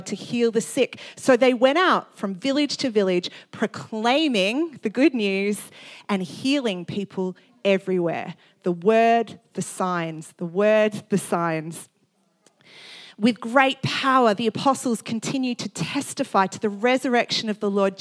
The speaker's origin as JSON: {"language": "English", "country": "Australia", "said": "I'm from Australia"}